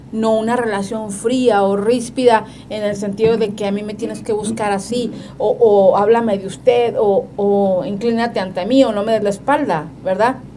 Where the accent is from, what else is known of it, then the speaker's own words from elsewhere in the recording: northern Mexico, Mexico; nosotros que somos norteños